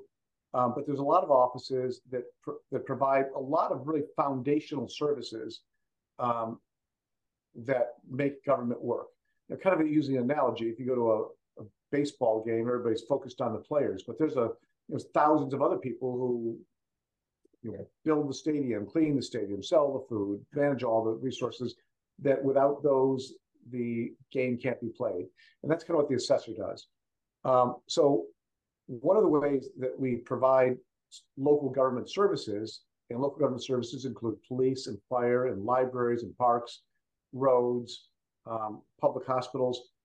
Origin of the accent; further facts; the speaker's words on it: Macomb County, Michigan, United States; moved away as an adult; now in California, United States; my hometown county of Macomb County, Michigan.